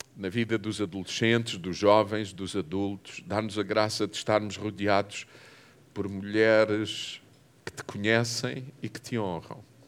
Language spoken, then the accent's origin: Portuguese; Portugal; sou português